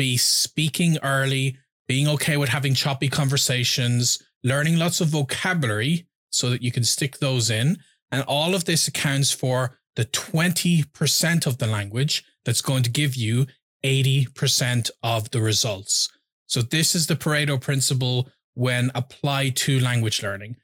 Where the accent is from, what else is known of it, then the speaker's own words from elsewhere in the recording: Ireland; I'm from Ireland.